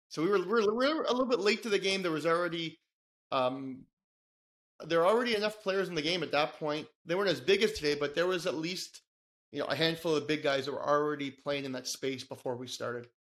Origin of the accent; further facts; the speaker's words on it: Toronto, Ontario, Canada; born and raised in Toronto, Canada